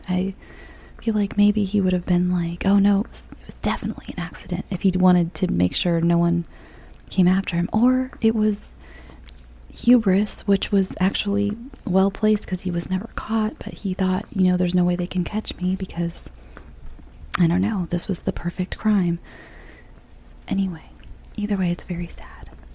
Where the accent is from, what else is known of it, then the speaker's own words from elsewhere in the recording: California, United States; I'm from California. And as a California child